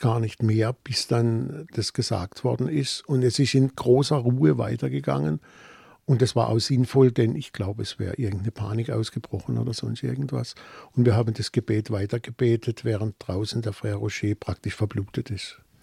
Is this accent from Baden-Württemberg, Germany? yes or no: yes; Offenburg, Baden-Württemberg, Germany; accent: Baden; in Offenburg, meiner Heimatstadt